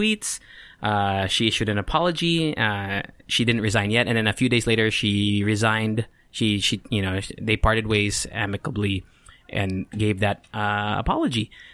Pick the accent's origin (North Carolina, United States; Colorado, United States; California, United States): California, United States; also born or lived in Mira Mesa, San Diego; now in Philippines; I grew up in California